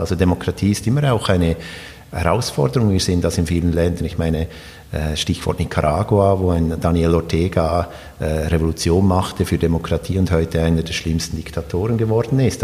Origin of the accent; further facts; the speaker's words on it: Switzerland; moved away; also born or lived in Sweden; ich bin ja in der Schweiz aufgewachsen